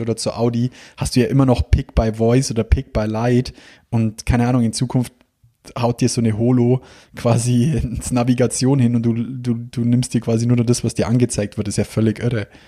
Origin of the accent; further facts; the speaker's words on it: Bavaria, Germany; wie bei uns daheim